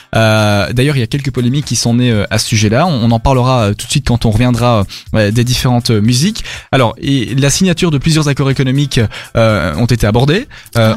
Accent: Belgium; chez nous en Belgique

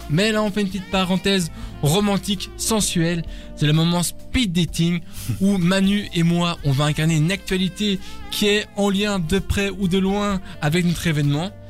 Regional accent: Florida, United States; Je viens de Floride

